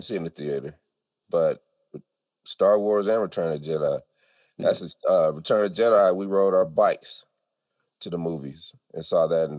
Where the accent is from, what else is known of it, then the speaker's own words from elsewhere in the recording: New York, United States; the people who are hardcore, we're from New York, we don't like nobody.